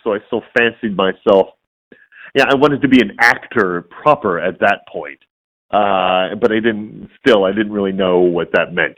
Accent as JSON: {"language": "English", "town": "Warren", "region": "Michigan", "country": "United States", "tie": "born or raised there", "said": "born and raised in Detroit. Yeah, I mean, the suburb Warren."}